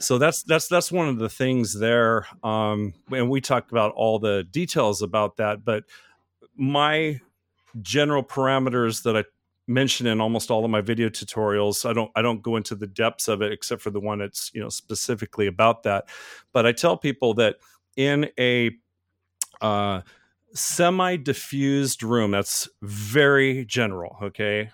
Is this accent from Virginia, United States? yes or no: no; Oregon, United States; moved away as an adult; now in Florida, United States; I'm from Oregon, the Pacific Northwest, mountains and everything